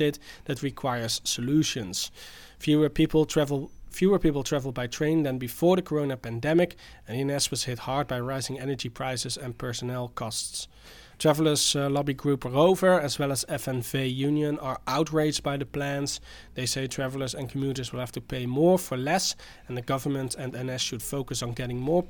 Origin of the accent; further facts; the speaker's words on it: Roosendaal, North Brabant, Netherlands; now in Delft, Netherlands; I come from Roosendaal and I live in Delft